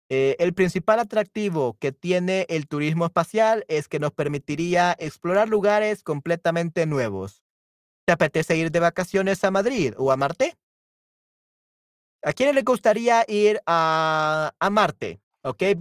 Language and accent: Spanish; El Salvador; No, no, no soy peruano.